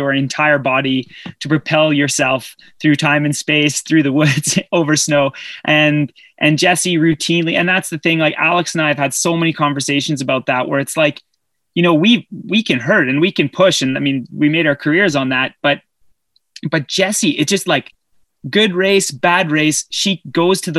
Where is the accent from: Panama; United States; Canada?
Canada; I'm Canadian